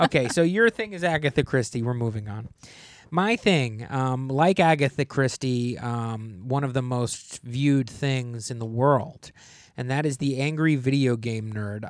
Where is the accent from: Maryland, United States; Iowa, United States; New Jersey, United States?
New Jersey, United States; I grew up in New Jersey